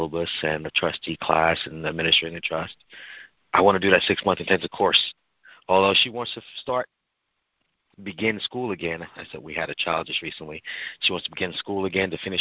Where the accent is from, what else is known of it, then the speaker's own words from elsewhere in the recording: Babylon, New York, United States; I was raised in the township of Babylon, New York.